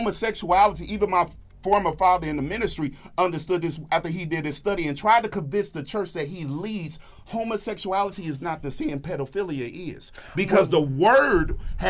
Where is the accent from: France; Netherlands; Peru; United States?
United States; Midwest; I grew up in the Midwest.